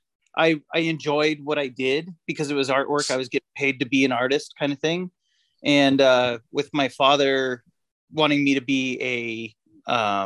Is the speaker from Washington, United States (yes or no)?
yes; Seattle, Washington, United States; moved away as an adult; also born or lived in Anchorage, Alaska; now in Salt Lake City, United States; born and raised in Seattle, Washington